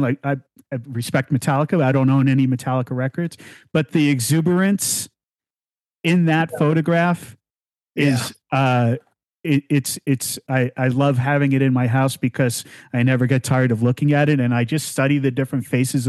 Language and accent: English; New Jersey, United States; talking about so many wonderful things about growing up in New Jersey